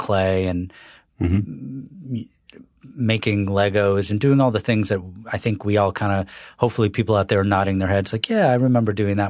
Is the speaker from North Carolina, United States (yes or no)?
yes; North Carolina, United States; born there; I was born in North Carolina, but my family's from New York.